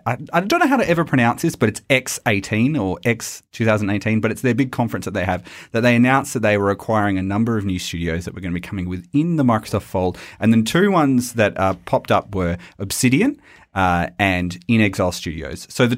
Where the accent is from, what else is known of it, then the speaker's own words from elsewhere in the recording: Australia; accent: Australian; the best bloody video game podcast this side of the Nullarbor. God, it's my own accent and I just sound terrible doing it.